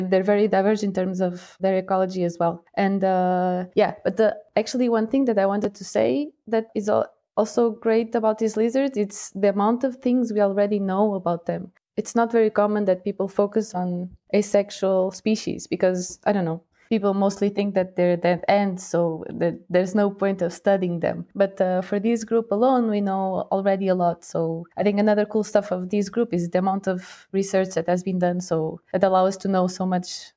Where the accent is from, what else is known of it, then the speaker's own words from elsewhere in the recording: Portugal; moved away as an adult; now in Lausanne, Switzerland; I'm from Portugal